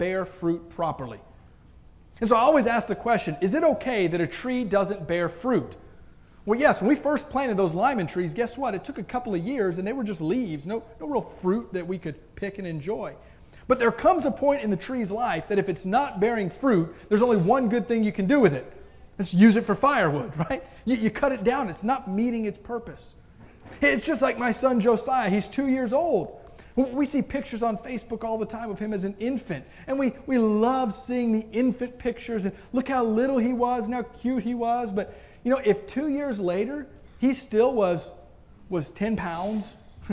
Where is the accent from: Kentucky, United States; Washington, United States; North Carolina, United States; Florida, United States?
Florida, United States; now in Robinson, Illinois, United States; We had trees when I grew up in Florida